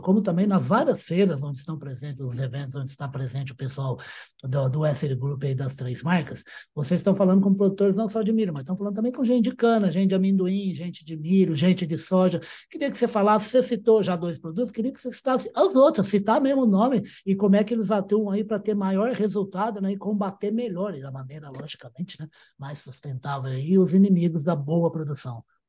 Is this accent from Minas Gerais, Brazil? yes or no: yes; Uberaba, Minas Gerais, Brazil; eu sou de Uberaba